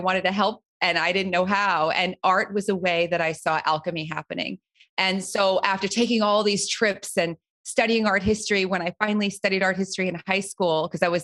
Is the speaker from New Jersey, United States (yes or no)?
yes; New Jersey, United States; I grew up right outside of New York City, but in New Jersey.